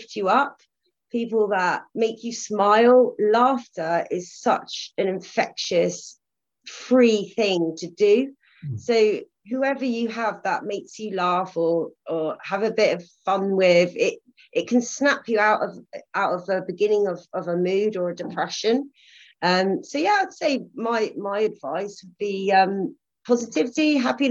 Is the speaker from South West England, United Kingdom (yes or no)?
yes; Cornwall, South West England, United Kingdom; also born or lived in Netherlands; as I'm Cornish